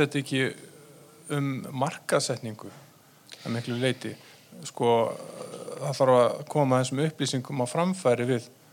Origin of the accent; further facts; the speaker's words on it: Iceland; við Íslendingar